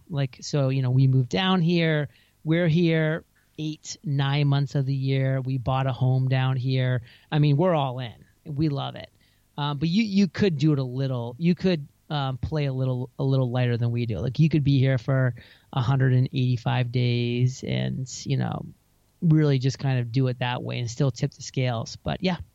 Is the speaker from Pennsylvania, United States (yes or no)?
no; Maine, United States; moved away as an adult; also born or lived in San Diego; now in Puerto Rico; my home state